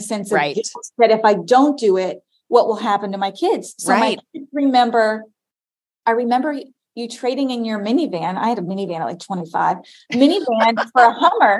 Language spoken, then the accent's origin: English; Florida, United States; I grew up in Florida